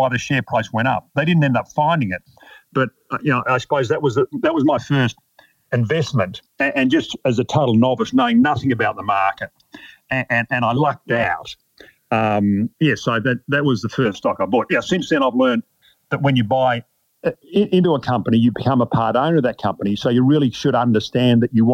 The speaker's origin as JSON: {"language": "English", "town": "Melbourne", "region": "Victoria", "country": "Australia", "tie": "born or raised there", "said": "I grew up in Melbourne in my sort of mid-teens"}